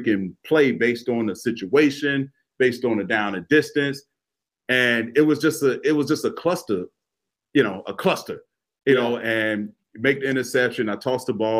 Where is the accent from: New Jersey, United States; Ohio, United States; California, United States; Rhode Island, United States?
Ohio, United States; Cleveland; I'm from Cleveland